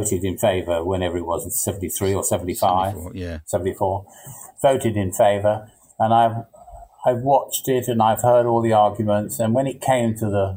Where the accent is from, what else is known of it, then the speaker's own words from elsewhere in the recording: England, United Kingdom; But I'm English. I feel English